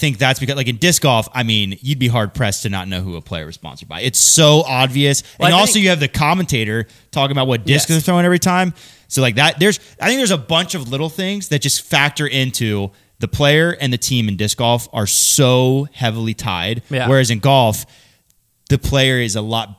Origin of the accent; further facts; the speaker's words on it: Michigan, United States; I'm from this area, I'm from Michigan, so I throw Discraft.